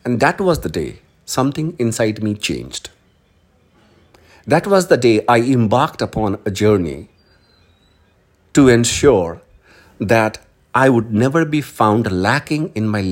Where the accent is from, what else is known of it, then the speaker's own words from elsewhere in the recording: Hindi heartland, India; English is a second language; we are from Hindi heartland